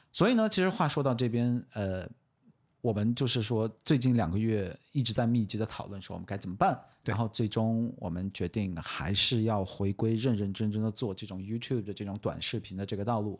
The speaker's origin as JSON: {"language": "Chinese", "region": "Xinjiang", "country": "China", "said": "作为新疆人的一个最后一丝骄傲"}